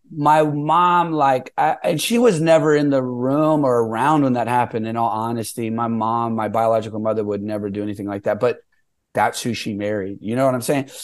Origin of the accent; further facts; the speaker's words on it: San Jose, California, United States; also born or lived in South San Francisco; I was raised mostly in San Jose. I started living in San Jose in uh, the second grade. So I'm really like from San Jose